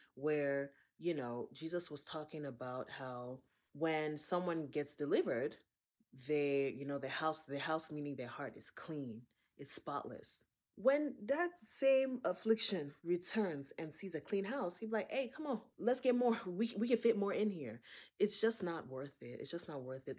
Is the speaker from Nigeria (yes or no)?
yes; Akwa Ibom, Nigeria; I'm from Akwaibom State.